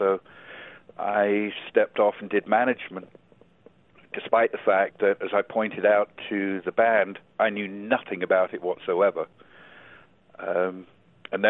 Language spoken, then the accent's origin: English; England, United Kingdom; moved away as an adult; also born or lived in New Zealand / Los Angeles; now in Arizona, United States; I was raised in England and went to English boarding schools